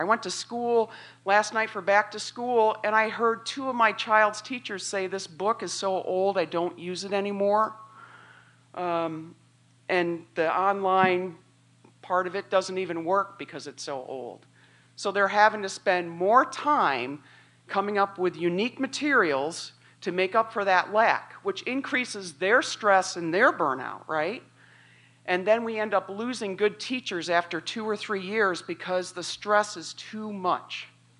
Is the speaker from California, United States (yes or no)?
no; Illinois, United States; now in Macomb, United States; This is my home. I came here from Northern Illinois back in 86 to come to school here.